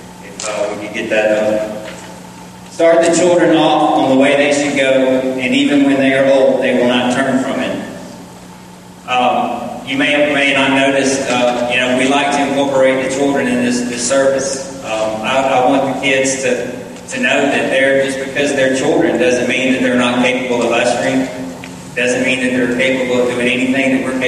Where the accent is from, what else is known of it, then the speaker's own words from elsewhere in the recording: Marietta, Georgia, United States; also born or lived in Powder Springs, Georgia; I grew up in Marietta, and my father was very active in the church